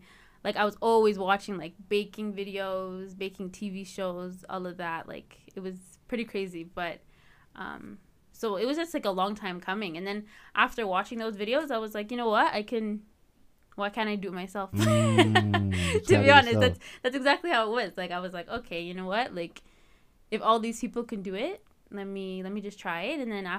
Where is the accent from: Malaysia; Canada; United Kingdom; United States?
Canada; Edmonton, Alberta; So my family's from Eritrea, but I was born and raised here. All my siblings and I were born and raised here in Edmonton.